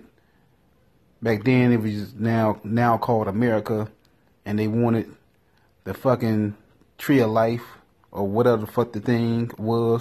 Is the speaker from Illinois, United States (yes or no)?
yes; Chicago, Illinois, United States; I got southern roots. I know I'm from Chicago